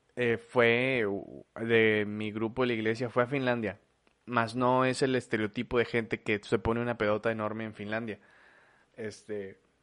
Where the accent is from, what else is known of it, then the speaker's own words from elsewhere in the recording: Mexico; en mi país, es mío